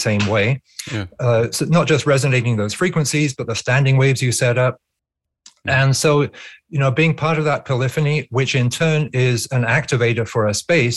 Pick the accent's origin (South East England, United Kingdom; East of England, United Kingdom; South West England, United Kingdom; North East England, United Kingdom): South East England, United Kingdom; near the Blowing Stone, Berkshire Downs; near my village growing up in England, there's the Blowing Stone.